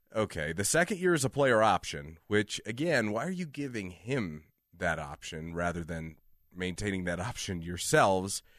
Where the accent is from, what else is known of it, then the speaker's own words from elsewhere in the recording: Illinois, United States; now in Denver, United States; Growing up in Illinois